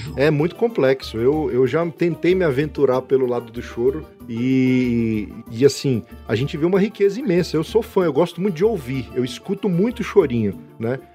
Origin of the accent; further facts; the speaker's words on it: Brazil; Enquanto brasileiro, a gente vive aqui no Brasil